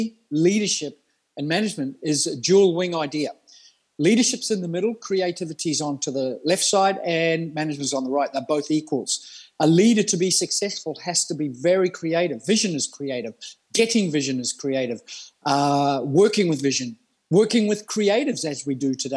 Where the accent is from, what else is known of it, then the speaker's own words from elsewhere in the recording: Australia; moved away as an adult; also born or lived in New Zealand / Melbourne, Australia; now in Denmark; born in New Zealand, moved to Australia. I class myself as an Australian very early in life